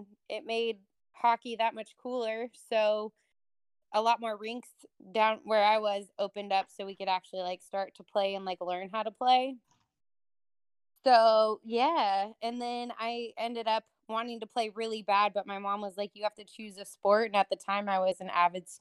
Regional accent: Truckee, California, United States; I grew up in Northern California, Truckee, California, actually, which is just outside of Tahoe

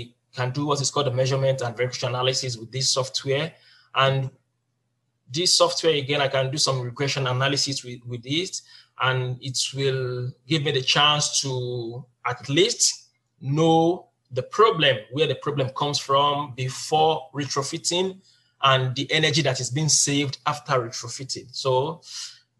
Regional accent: Nigeria; moved away as an adult; now in South Korea; I'm from Nigeria

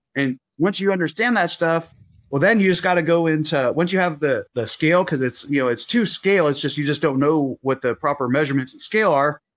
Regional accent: Las Vegas, Nevada, United States; I was born in Vegas

